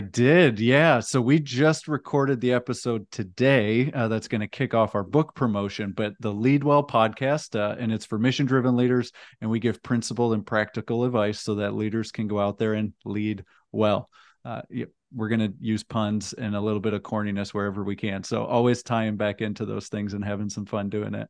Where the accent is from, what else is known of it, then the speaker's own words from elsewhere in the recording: Texas, United States; we're in my home state of Texas